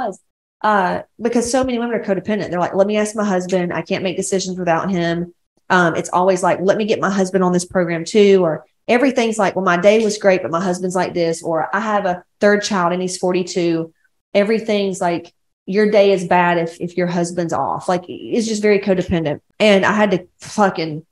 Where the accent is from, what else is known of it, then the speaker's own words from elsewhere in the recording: Atlanta, Georgia, United States; now in California, United States; I'm like from West Georgia, Atlanta.